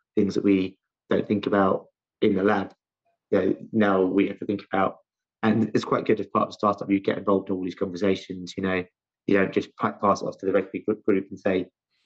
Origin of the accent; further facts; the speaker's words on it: London, United Kingdom; also born or lived in Loughborough; originally from my accent, you can tell I'm from London, specifically South London